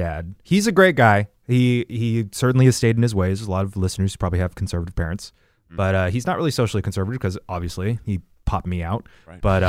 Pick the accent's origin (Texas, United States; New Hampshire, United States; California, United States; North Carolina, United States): Texas, United States; moved away; my hometown in Texas was like Carthage when I was born. Mm-hmm. It was like a small town. There's nobody there. And through my life growing up there, it kind of became more like, I guess, to Jacksonville.